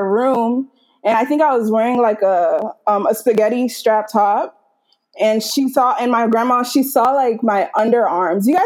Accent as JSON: {"language": "English", "country": "Nigeria", "tie": "born or raised there", "also_born_or_lived": "United States", "said": "So I grew up in Nigeria, and I also grew up in America. So for like six, seven years, I was in Nigeria."}